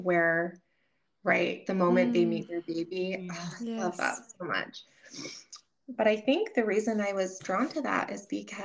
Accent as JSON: {"language": "English", "country": "United States", "tie": "born or raised there", "said": "we were raised in America"}